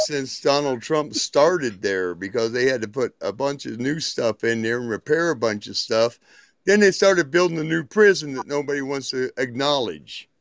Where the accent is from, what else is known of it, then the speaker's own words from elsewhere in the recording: Indiana, United States; moved away as an adult; also born or lived in Fort Gordon, Georgia; now in Montana, United States; I was born in Georgia, born in Fort Gordon, Georgia home of the 82nd Airborne's original household. And I moved to Indiana, was raised in Indiana with, when I was a little kid